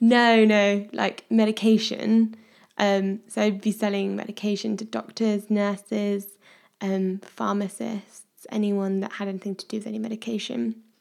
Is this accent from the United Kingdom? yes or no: yes; Midlands, United Kingdom; now in Devon, United Kingdom; I am currently living in Devon, but I'm originally from the Midlands.